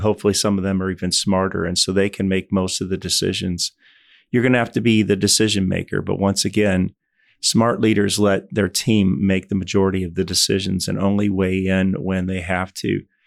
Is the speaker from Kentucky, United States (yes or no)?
yes; Louisville, Kentucky, United States; moved away as an adult; I spent the first eighteen years of my life, I grew up in Louisville, Kentucky